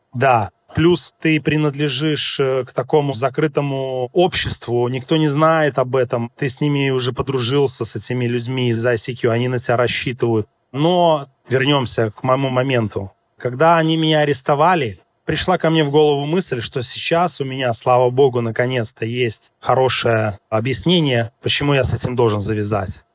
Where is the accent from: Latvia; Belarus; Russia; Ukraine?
Belarus; moved away; я с Белоруссии